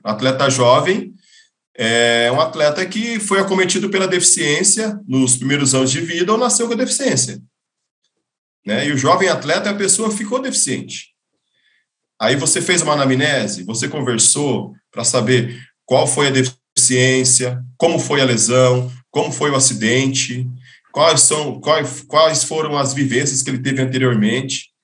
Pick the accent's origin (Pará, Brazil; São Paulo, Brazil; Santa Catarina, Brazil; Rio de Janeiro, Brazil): São Paulo, Brazil; Novo Horizonte; eu venho de Novo Horizonte, interior de São Paulo